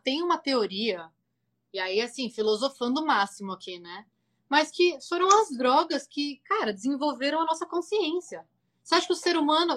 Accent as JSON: {"language": "Portuguese", "country": "Brazil", "moved": "as an adult", "lives_now": "California, United States", "said": "saí do Brasil como uma mulher"}